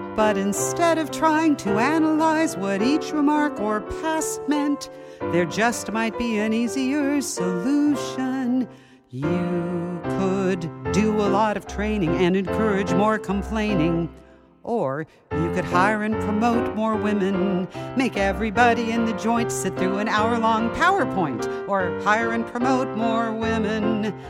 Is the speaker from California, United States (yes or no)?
yes; Irvine, California, United States; I grew up in Irvine